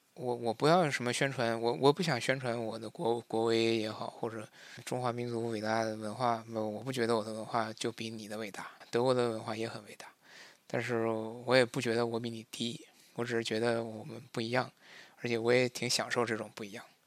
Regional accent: China; first language Chinese; moved away as an adult; now in Munich, Germany; 我是一个华人，我，我就是一个华人。然后我母语是汉语

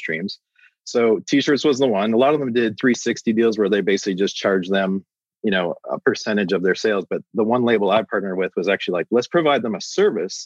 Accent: Canada; also born or lived in Nashville, United States; I'm actually Canadian, so my visa expired, so I moved back to Canada.

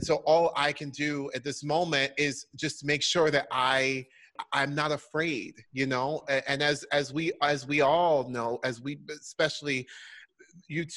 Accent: Orlando, Florida, United States; moved away; I grew up in Orlando, Florida

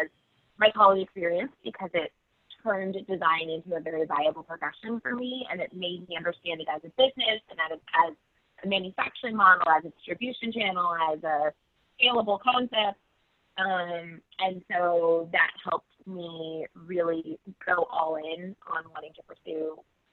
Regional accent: Bay Area, California, United States; now in New York, United States; I grew up in the Bay Area of California

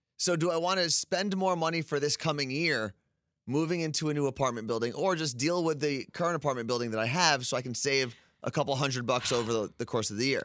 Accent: Ridgewood, New Jersey, United States; moved away; I was growing up in Ridgewood.

